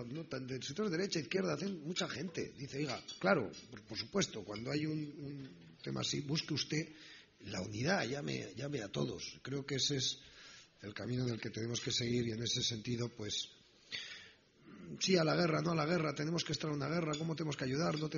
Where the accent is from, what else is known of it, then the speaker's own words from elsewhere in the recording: Spain; ¿Qué, somos nosotros como españoles? ¿Cómo sentimos nuestra nación? ¿Cómo reaccionaríamos?